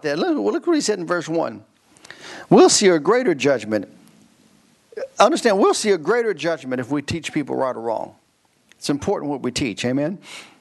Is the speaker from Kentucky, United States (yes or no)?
yes; Kentucky, United States; I'm from Kentucky.